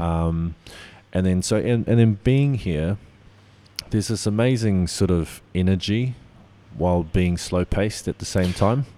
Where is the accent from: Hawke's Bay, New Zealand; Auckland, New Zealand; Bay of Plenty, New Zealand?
Auckland, New Zealand; also born or lived in Te Kaha; I grew up in Auckland, but I, I call, um, that part of New Zealand home